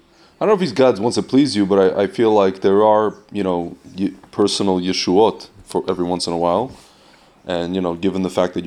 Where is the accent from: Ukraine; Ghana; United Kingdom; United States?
Ukraine; Lviv, Lviv Oblast; I'm born in Lvov, Ukraine, and they'll feel bad for me that I'm from Ukraine and I'm from Lvov, yeah.